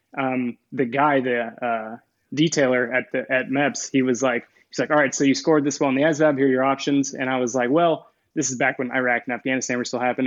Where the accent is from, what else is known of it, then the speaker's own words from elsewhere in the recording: Kokomo, Indiana, United States; moved away as an adult; I'm originally from northern Indiana, a city called Kokomo.